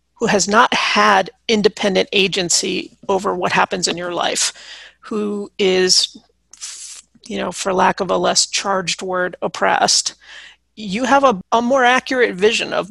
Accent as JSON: {"language": "English", "country": "United States", "said": "I'm white American"}